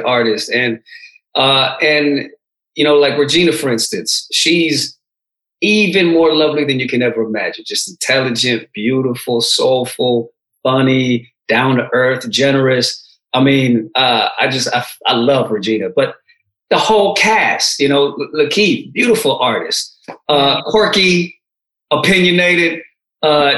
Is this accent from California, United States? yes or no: yes; San Francisco Bay Area, California, United States; also born or lived in Oakland / Berkeley / El Segundo; I came here when I was a baby, so my whole culture, you know, I grew up in the San Francisco Bay Area, Oakland, Berkeley, El Segundo